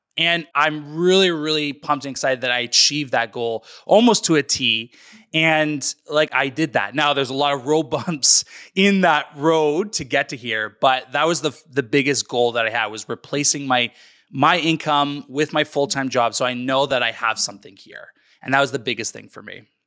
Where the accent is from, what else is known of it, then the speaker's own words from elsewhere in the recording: North Vancouver, British Columbia, Canada; born and raised in British Columbia, Canada, in North Vancouver